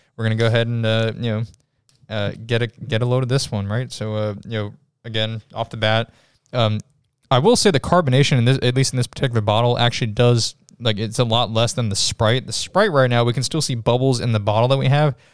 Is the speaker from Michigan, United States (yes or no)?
no; New York, United States; I'm from I'm from New York.